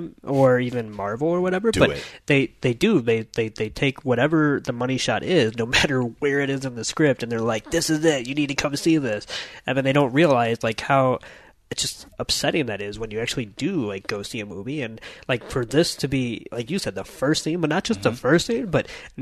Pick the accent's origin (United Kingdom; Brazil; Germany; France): United Kingdom; as a British TV nerd